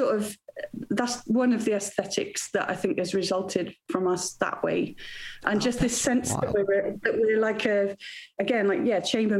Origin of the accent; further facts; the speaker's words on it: Wales, United Kingdom; Anyway, because I grew up in Wales, where singing is a competitive sport. It's hardcore.